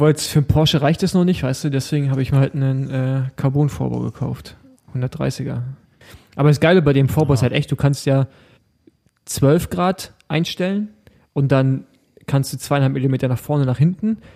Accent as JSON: {"language": "German", "region": "East Germany", "country": "Germany", "said": "bei uns im Osten"}